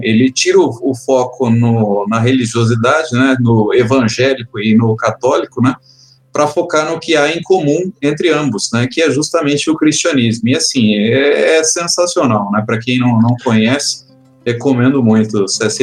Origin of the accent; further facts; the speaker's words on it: Londrina, Paraná, Brazil; eu sou de Londrina, no Paraná